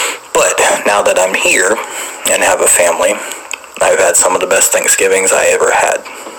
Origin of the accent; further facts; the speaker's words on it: Boone, North Carolina, United States; now in Hattiesburg, United States; My hometown is Avery County, Boone, North Carolina. I now live in Hattiesburg, Mississippi